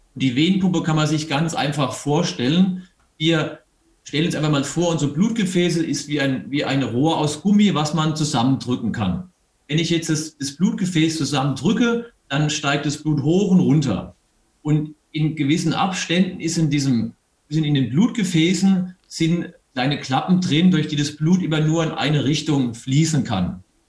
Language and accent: German; Eberbach, Baden-Württemberg, Germany; moved away as an adult; also born or lived in Mannheim / Munich; now in Bavaria, Germany; Aus der Nähe von Heidelberg, aus Eberbach bin ich.